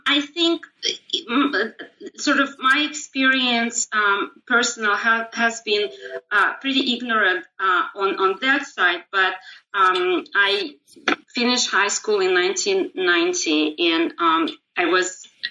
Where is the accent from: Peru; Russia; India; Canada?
Russia; also born or lived in Israel; now in United States; I was born in Soviet times